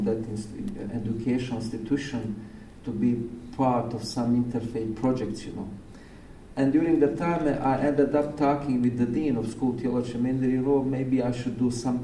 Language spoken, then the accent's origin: English; Bosnia & Herzegovina; now in Oregon, United States; when I was second grade back in Bosnia.